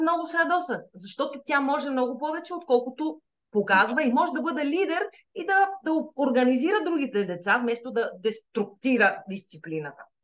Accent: Sliven, Sliven Province, Bulgaria; moved away as an adult; now in Madrid, Spain; Аз всъщност съм родена в Сливен. Нали, с корените в Стралжа, обаче съм израснала и съм учила в Сливен

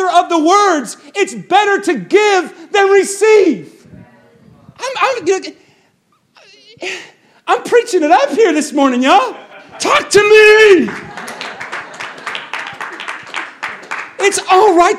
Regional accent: United States; I'm an American. I'm an American

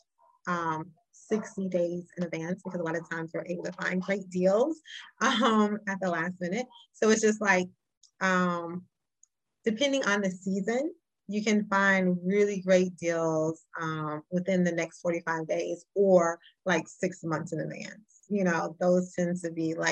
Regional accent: Chicago, Illinois, United States; I'm from Chicago

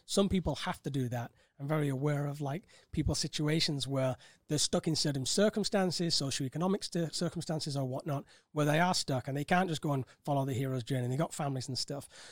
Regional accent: Bolton, North West England, United Kingdom; moved away as an adult; also born or lived in Cambridge; now in Thailand; originally born in Bolton, grew up in quite um, a, a, tumultuous time as a child

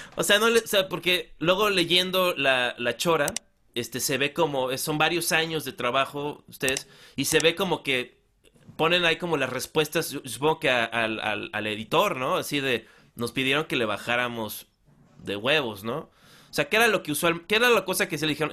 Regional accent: Acapulco, Guerrero, Mexico; Yo soy de Acapulco.

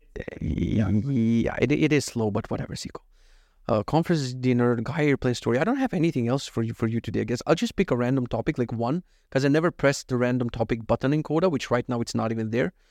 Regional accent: North Macedonia; English is a second language; moved away; I'm actually from Macedonia, but anytime I mispronounce something, it's so Russian

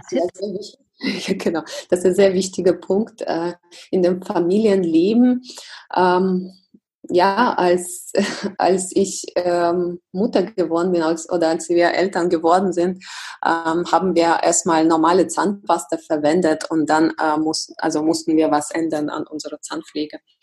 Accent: Russia; now in Germany; mein Heimatland ist Russland

